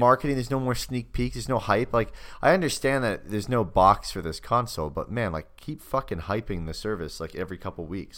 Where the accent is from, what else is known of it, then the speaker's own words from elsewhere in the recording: Canada; my hometown of Canada, not a town